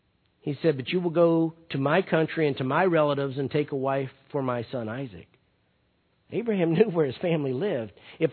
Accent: Perry, United States; You know, I was born and raised in Perry. And while I wouldn't want to live in Perry anymore, there's still a special place in my heart when I go back there.

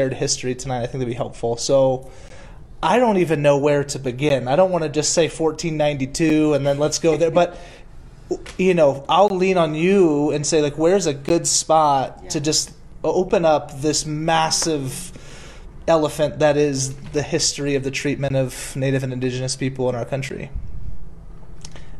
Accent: the South, United States; moved away; I grew up in the South, and Andrew Jackson was somewhat of a hero.

